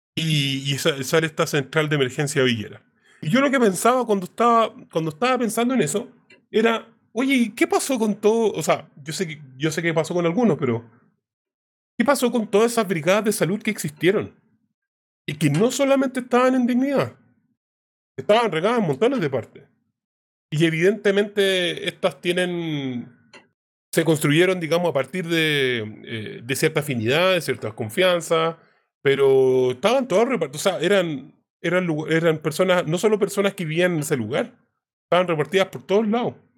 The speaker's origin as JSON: {"language": "Spanish", "country": "Chile"}